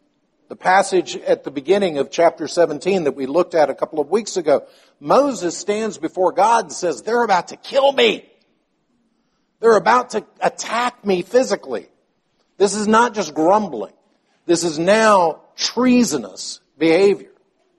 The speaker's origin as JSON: {"language": "English", "country": "Palestine", "tie": "born or raised there", "said": "Many of you know that I grew up in Palestine. My father was a medical missionary to the Arabic community there."}